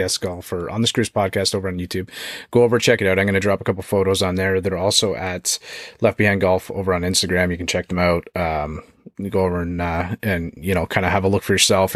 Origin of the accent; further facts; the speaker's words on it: Canada; it's tough times for us right now, Canadian